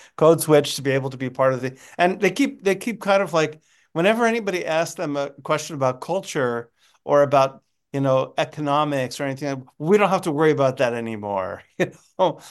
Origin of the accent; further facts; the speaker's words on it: United States; being an American